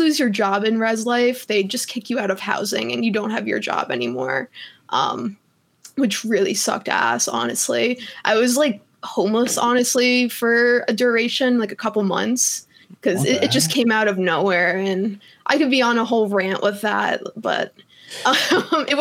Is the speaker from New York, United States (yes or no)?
yes; New York, United States; now in Colorado, United States; I'm from New York